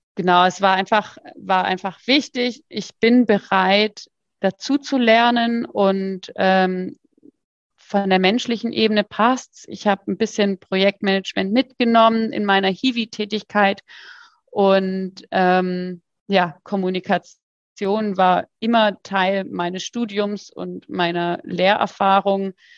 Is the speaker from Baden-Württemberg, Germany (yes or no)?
yes; Freiburg, Baden-Württemberg, Germany; ich komme ja aus Freiburg